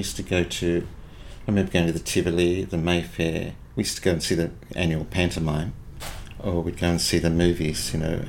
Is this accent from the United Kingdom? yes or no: no; Seaforth, New South Wales, Australia; On that hill is Seaforth, but we were in the gully. We didn't have a water view.